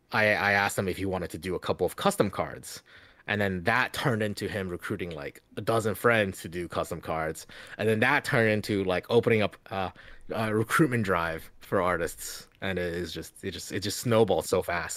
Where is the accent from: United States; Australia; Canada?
United States; Louisiana; born or raised there; also born or lived in China